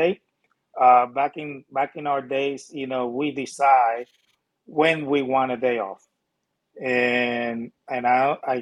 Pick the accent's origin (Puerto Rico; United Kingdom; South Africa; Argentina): Puerto Rico; moved away; That's where I'm from. I come from Puerto Rico